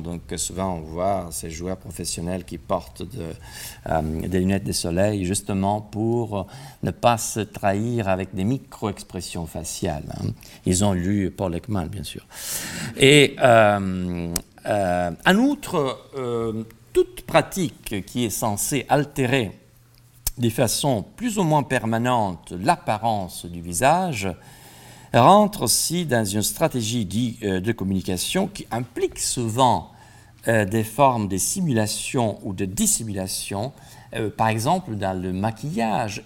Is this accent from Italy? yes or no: yes; Italy; now in France; je suis italien